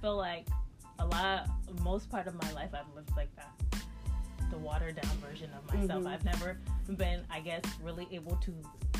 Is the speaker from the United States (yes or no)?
yes; United States; being an American, we say how we feel.